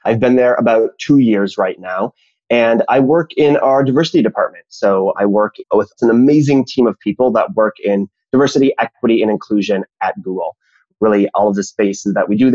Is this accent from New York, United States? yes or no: no; Minnesota, United States; I grew up in Minnesota in the 80s and the 90s